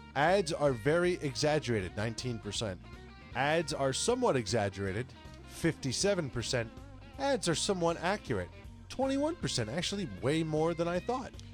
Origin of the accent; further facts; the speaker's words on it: Connecticut, United States; I'm from Connecticut